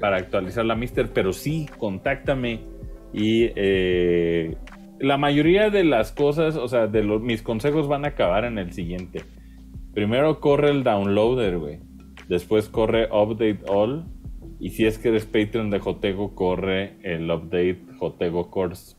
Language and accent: Spanish; Mexico; yo como mexicano en la gringa